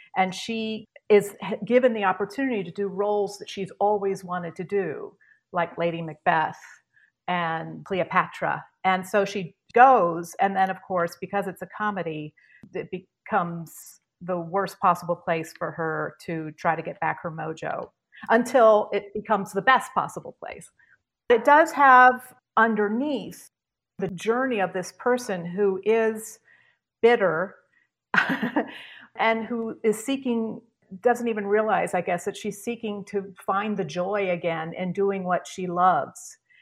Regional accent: Charlottesville, Virginia, United States; moved away as an adult; also born or lived in New York; I grew up in Virginia, Charlottesville, Virginia

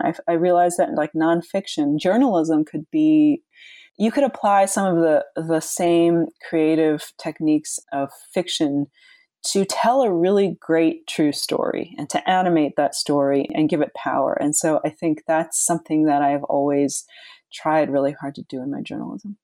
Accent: Long Island, New York, United States; also born or lived in Flushing, Queens, New York; I was born in Flushing, and then we moved when I was school age to Long Island

